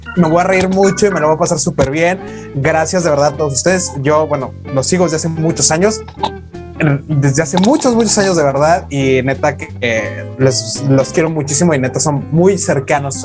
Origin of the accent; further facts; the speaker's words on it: same state as Huatulco, Oaxaca, Mexico; now in Huatulco, Mexico; me vengo a vivir de Huatulco, me voy eh, de mi vida, cierro mi círculo, cierro todo para empezar una vida nueva en un lugar nuevo. Ah, bueno, es aquí mismo en el estado